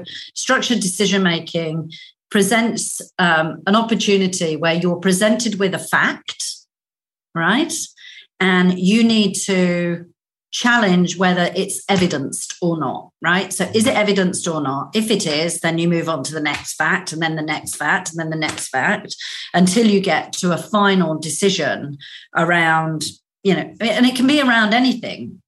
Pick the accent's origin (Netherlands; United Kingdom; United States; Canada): United Kingdom; Northern Ireland; moved away; also born or lived in Australia; I grew up in Northern Ireland. We left Northern Ireland during the Troubles.